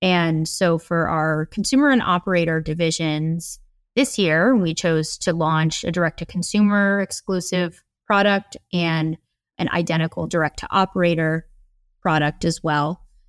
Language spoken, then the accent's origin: English; Midwest, United States; So I was exposed to a ton of different cuisine types, including, you know, Filipino food, but also I grew up in the Midwest.